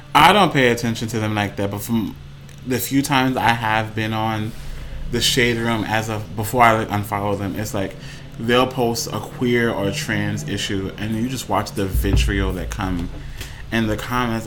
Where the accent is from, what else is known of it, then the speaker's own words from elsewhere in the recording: New York City, New York, United States; from New York my entire life